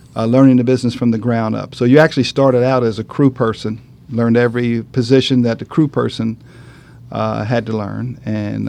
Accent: Atlantic City, New Jersey, United States; the small business that my mom and father had while we were growing up in Atlantic City

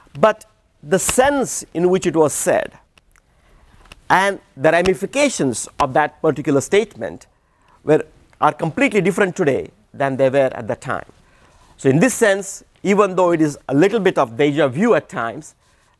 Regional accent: India; moved away; I come from India, and we have a fatal flaw, which is to speak too fast.

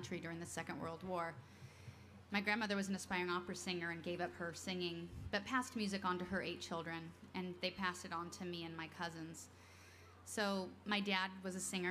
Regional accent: Alaska, United States; moved away; I grew up in Alaska

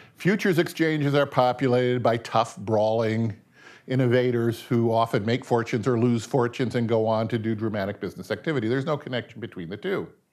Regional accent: Seattle, Washington, United States; I was born in the nineteen fifties. I was raised in Seattle.

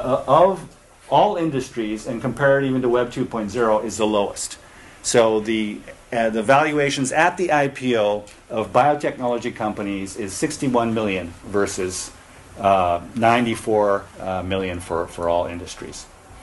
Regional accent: Japan; I'm an American citizen. I was born and raised in Japan.

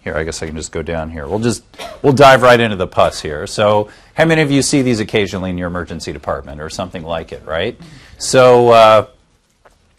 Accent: Kansas City, Missouri, United States; now in Southern California, United States; I actually grew up in the Midwest. I'm from Kansas City

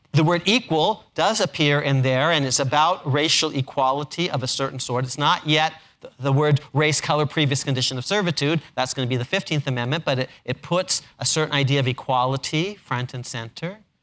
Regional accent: Ann Arbor, Michigan, United States; I was born in Ann Arbor, Michigan

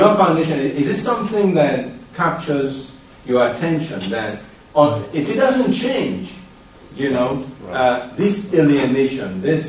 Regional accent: Sierra Leone; moved away; I come from Sierra Leone. It's a predominantly Muslim country.

